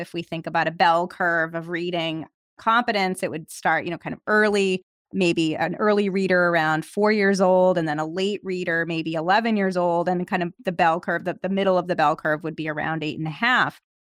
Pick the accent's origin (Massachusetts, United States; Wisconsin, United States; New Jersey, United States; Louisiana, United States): Massachusetts, United States; Massachusetts, my home state